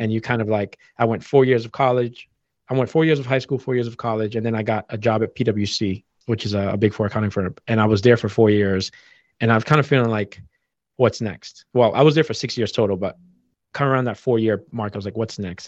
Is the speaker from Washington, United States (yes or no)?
no; Boston, Massachusetts, United States; growing up in Boston